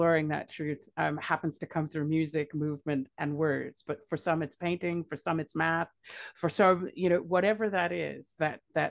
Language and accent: English; United States; moved away as an adult; now in Scotland, United Kingdom; I'm an American by birth and a Scot by choice. I have been living in Scotland since 2005